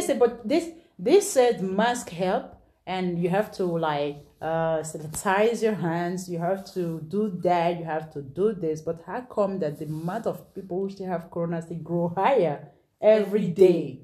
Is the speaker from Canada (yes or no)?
no; Nigeria; moved away; I'm from Nigeria